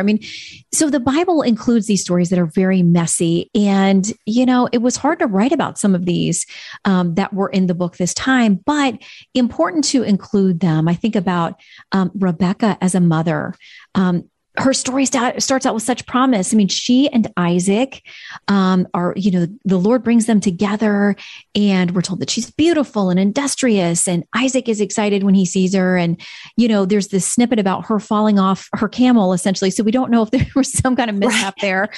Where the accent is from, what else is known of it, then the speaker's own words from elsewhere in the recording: Florida, United States; moved away; Florida, my home state